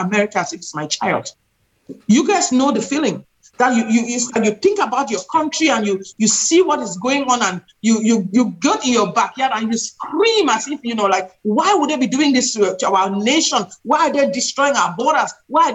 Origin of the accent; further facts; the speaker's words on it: Cameroon; now in United States; I've lived in this country for 30 years. I'm originally from Central Africa, Cameroon.